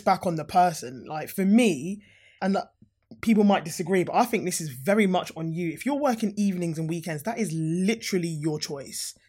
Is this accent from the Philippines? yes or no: no; Harrow, London, United Kingdom; I'm a Harrow girl. Like, I've lived in Harrow, I grew up in Harrow